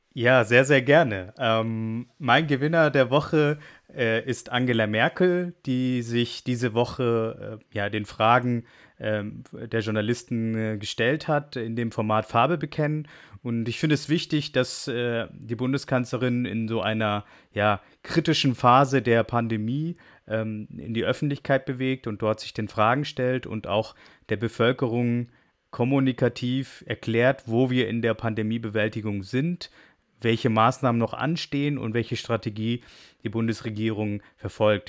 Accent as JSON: {"language": "German", "country": "Germany", "said": "wir als Deutsche und auch Europäer"}